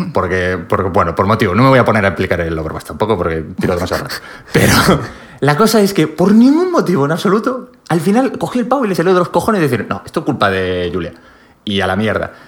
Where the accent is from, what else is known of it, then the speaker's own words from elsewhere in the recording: Pontevedra, Galicia, Spain; moved away; En Pontevedra, que es de donde soy yo